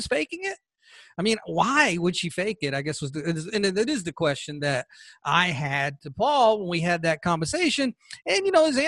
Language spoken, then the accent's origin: English; Georgia, United States; my home state of Georgia